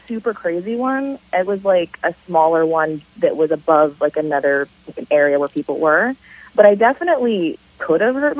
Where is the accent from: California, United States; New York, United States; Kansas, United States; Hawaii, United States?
California, United States; Hermosa Beach; I grew up in Southern California, Hermosa Beach and Redondo Beach